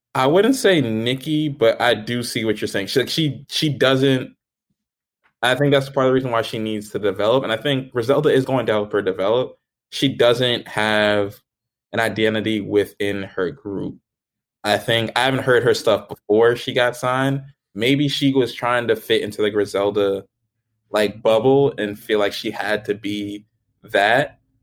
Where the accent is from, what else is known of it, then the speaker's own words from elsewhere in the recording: New Jersey, United States; I'm from New Jersey